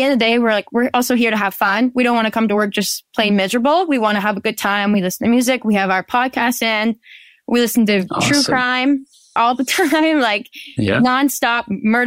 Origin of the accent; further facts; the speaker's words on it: Penetanguishene, Ontario, Canada; I'm from Penetanguishene, Ontario, Canada.